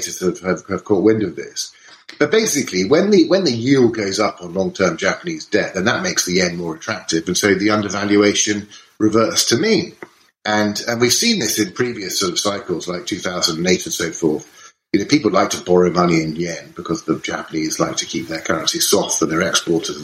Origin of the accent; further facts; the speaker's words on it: United Kingdom; we're British